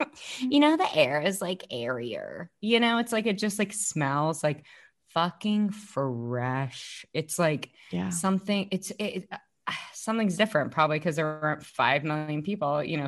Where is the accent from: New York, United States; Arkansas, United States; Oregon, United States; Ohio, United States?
Arkansas, United States; Fayetteville; now in Chicago, United States; my hometown, because Fayetteville is amazing